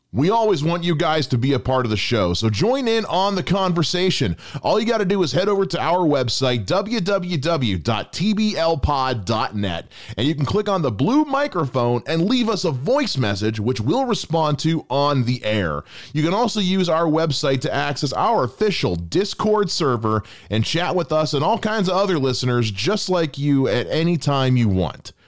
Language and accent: English; North Canton, Ohio, United States; when I was growing up in North Canton